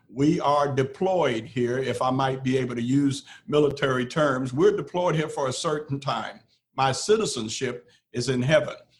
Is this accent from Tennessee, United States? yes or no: yes; Memphis, Crockett County, Tennessee, United States; when we moved from Memphis to Crockett County, Tennessee